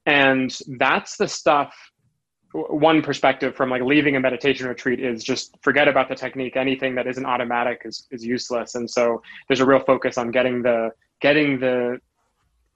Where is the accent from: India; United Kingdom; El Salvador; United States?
United States; rural Vermont; I grew up rurally, which I think has a lot to do with it, in rural Vermont